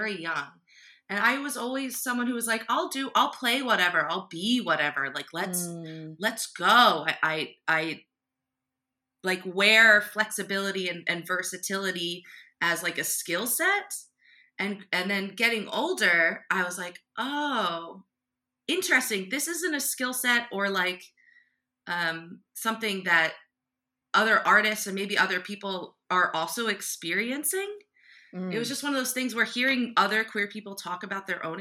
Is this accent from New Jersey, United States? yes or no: yes; New Jersey, United States; moved away as an adult; now in Philadelphia, United States; who has lived on the land of the Lenape people my entire life. I was born in Jersey, now I live in Philly